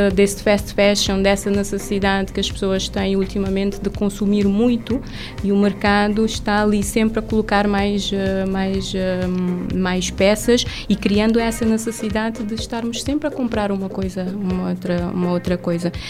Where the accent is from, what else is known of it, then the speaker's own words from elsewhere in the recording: Mindelo, São Vicente, Cape Verde; moved away as an adult; also born or lived in Sal / Santo Antão; sou de São Vicente, nascida e criada